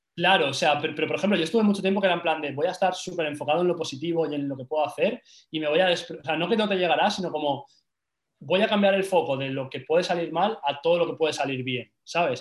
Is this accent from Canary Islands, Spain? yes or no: no; Valencia, Valencian Community, Spain; moved away as an adult; now in Madrid, Spain; yo soy de Valencia